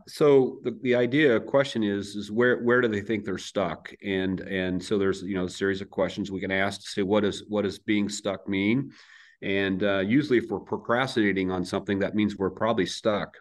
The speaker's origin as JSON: {"language": "English", "town": "Crawfordsville", "region": "Iowa", "country": "United States", "tie": "born or raised there", "also_born_or_lived": "Adel, Iowa", "moved": "as an adult", "lives_now": "Bella Vista, United States", "said": "I grew up in Southeast Iowa, a little town called Crawfordsville, but out in the country. So I'm a farm kid"}